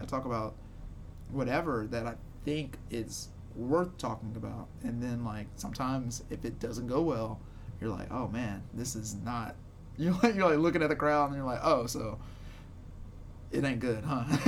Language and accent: English; Shreveport, Louisiana, United States; I'm from Shreveport